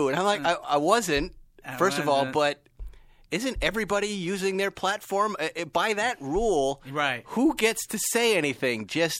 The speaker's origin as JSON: {"language": "English", "region": "Massachusetts", "country": "United States", "said": "I'm from Massachusetts."}